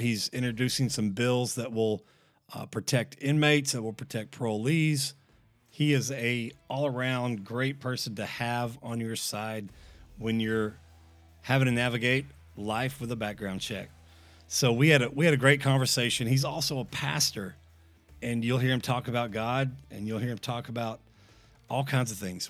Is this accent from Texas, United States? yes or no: yes; DeSoto, Texas, United States; I grew up in DeSoto